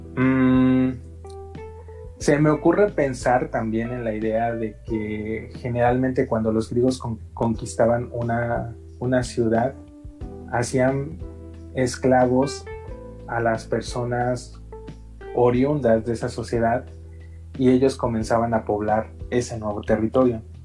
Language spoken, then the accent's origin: Spanish; Mexico; Tenemos esa identidad nacional como mexicanos